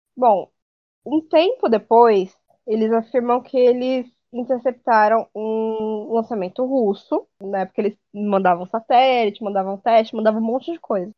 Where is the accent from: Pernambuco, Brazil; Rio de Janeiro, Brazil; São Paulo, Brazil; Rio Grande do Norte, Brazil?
São Paulo, Brazil; Fernandópolis; moved away; Lá em Fernandópolis, que é de onde eu vim